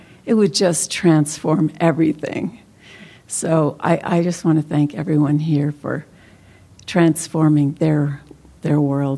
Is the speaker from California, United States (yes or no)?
yes; Santa Cruz, California, United States; from Santa Cruz, and I want to thank the Sangha that's here.